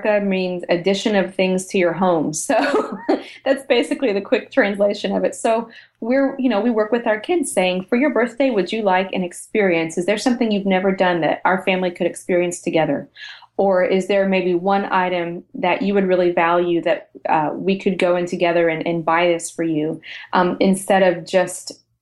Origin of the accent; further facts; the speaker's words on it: United States; also born or lived in Europe; we're American. Yes, we live here